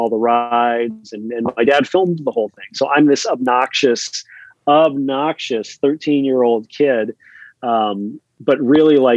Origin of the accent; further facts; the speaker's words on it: Orange County, Southern California, United States; I'm an Orange County kid. Grew up in Southern California in the 70s